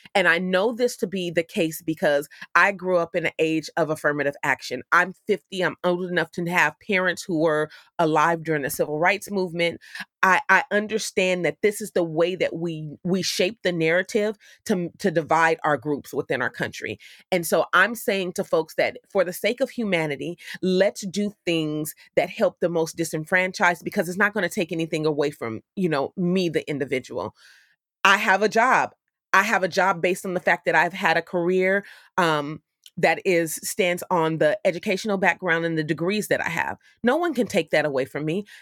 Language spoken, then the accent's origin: English; Oakland, California, United States; the city of Oakland, which is my hometown in California